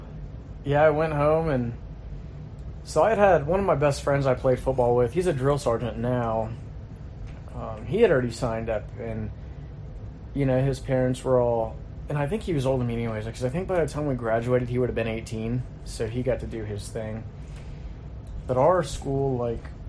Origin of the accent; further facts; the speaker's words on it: Southern California, United States; moved away; also born or lived in North Carolina; I like swimming growing up in Southern California